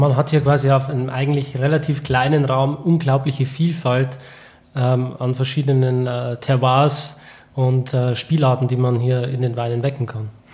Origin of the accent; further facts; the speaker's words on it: Germany; als Deutscher